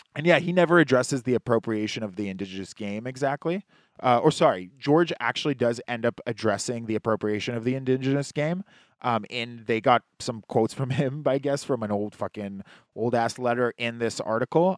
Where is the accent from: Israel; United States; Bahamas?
Israel; now in Canada; I'm from Israel